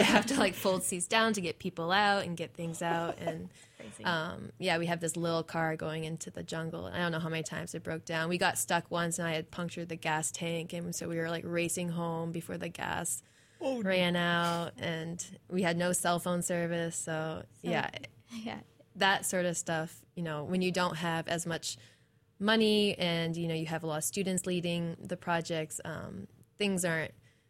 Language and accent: English; East Coast, United States; So I'm originally from the East Coast.